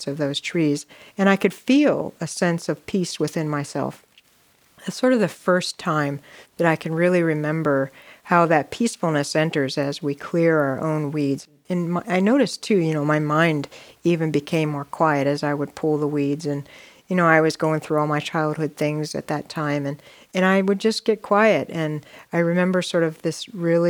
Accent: Ohio, United States; I grew up in Ohio

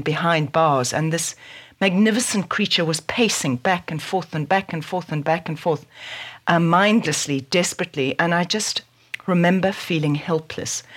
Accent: South Africa; born or raised there

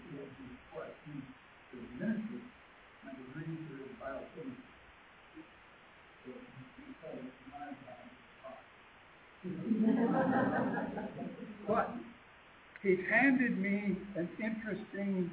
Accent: Pennsylvania, United States; I was raised in Pennsylvania.

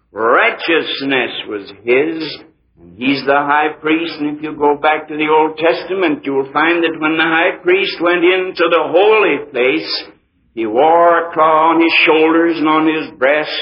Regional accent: United States; I'm an American, too. I was born here.

